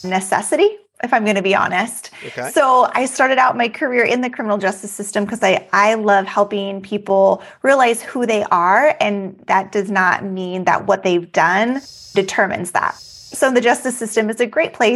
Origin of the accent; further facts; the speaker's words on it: Alaska, United States; moved away as an adult; now in Texas, United States; I was born and raised in Alaska, but moved to Texas